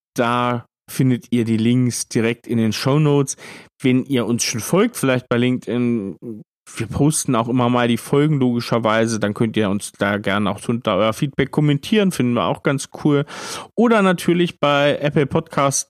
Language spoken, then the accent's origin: German; Thuringia, Germany; ich bin Thüringer